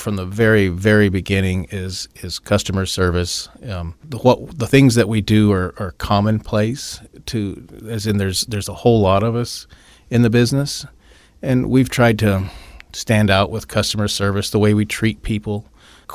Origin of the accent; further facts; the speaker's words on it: Elgin, Illinois, United States; moved away as an adult; now in Phoenix, United States; We're from Elgin, Illinois